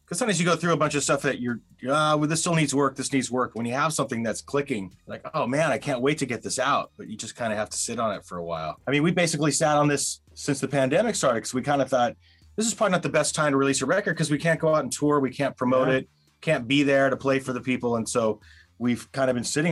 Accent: Southern California, United States; We're from Southern California

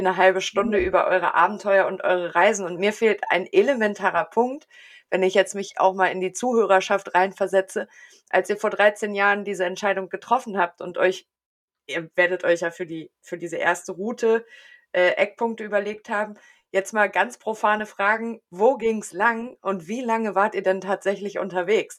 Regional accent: near Wolfsburg, Lower Saxony, Germany; ich komme aus der Nähe von Wolfsburg

